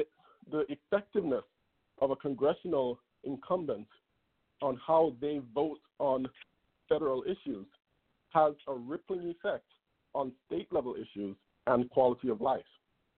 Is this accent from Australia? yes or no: no; Jamaica; now in Los Angeles, United States; I came from Jamaica with my family in 2002, became a U.S. citizen in 2012